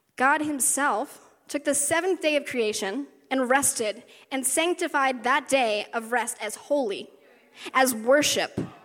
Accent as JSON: {"language": "English", "region": "West Virginia", "country": "United States", "tie": "born or raised there", "moved": "yes", "said": "I grew up in the South, grew up in West Virginia for like 10 years."}